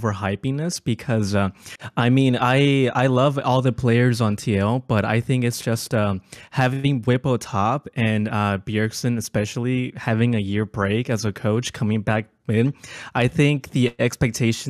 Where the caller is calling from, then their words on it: Houston, Texas, United States; I'm calling from Houston